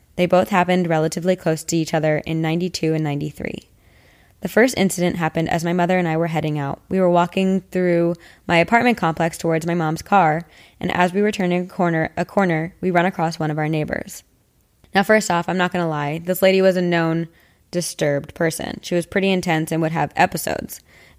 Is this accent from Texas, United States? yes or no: no; Palm Springs, California, United States; I grew up in Palm Springs, California. It's a small city with a pretty good-sized population.